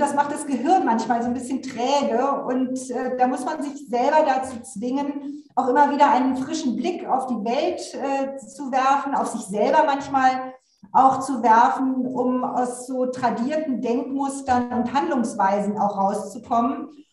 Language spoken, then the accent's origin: German; Berlin, Germany; ich bin in Berlin, ich komme auch aus Berlin, bin hier aufgewachsen